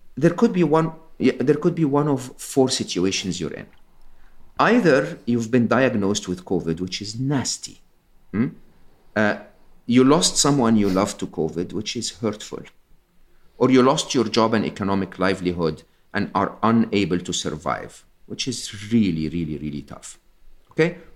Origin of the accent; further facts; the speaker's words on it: Egypt; am Egyptian. I was born and raised in Egypt